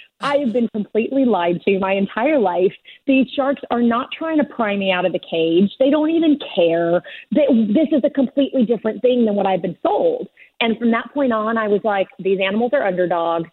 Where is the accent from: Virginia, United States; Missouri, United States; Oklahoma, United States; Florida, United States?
Oklahoma, United States; Bartlesville; also born or lived in Warsaw, Poland; I was born in Warsaw, Poland, and we came over when I was 5 years old. So from Warsaw, Poland to Bartlesville, Oklahoma